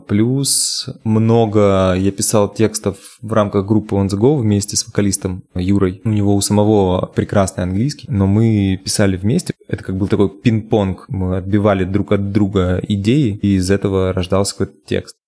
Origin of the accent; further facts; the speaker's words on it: Nadym, Yamalo-Nenets Autonomous Okrug, Russia; moved away as an adult; now in Moscow, Russia; Я из города Надым. Это Ямало-Ненецкий автономный